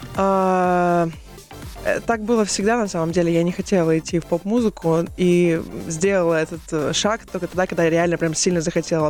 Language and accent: Russian; Novosibirsk, Novosibirsk Oblast, Russia; moved away as an adult; also born or lived in Rubtsovsk, Altai Krai; now in Moscow, Russia; Я родилась в городе Рубцовске, это Алтайский край. Потом, ага. ну, практически всю свою сознательную жизнь я прожила в Новосибирске